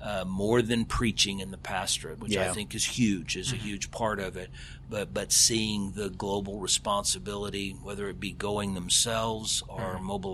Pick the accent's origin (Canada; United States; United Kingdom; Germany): United States; Alabama; also born or lived in Texas; I was born in Texas, probably the only person from Texas that doesn't claim Texas as home. I claim Alabama as home.